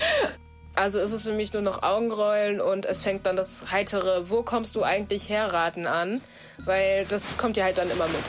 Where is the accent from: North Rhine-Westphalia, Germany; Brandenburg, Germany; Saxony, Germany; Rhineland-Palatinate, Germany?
North Rhine-Westphalia, Germany; Ruhr area; ich komme aus dem Ruhrgebiet